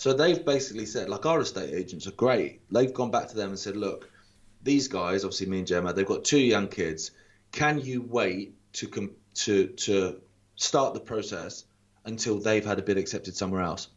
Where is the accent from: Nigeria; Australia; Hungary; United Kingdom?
United Kingdom; Isle of Wight, South East England; moved away; as a kid, like growing up on the Isle of Wight